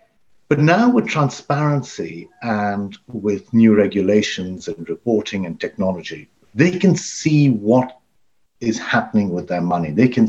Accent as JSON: {"language": "English", "region": "Dubai", "country": "United Arab Emirates", "tie": "born or raised there", "also_born_or_lived": "Pakistan", "moved": "as an adult", "lives_now": "United Kingdom", "said": "My mother was born in Africa. My father was born in India. They met and I was born in Pakistan, and then the family moved to Dubai, where I went to school, and I then came to university, to the London School of Economics in London"}